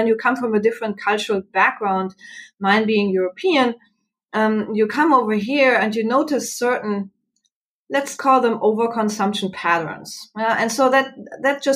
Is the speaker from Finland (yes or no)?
no; Germany; moved away as an adult; now in Arizona, United States; I'm sure you can pick up my accent. I'm from Germany originally. I came to the United States and here to Arizona roughly 11 years ago.